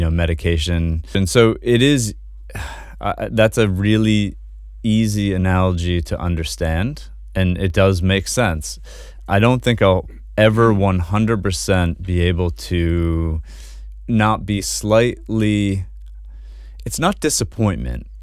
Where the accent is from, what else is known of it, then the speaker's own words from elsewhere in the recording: Kennebunk, Maine, United States; also born or lived in Boston / New Zealand / New York City; Yeah, I was born and raised in Kennebunkk, just south of Portland here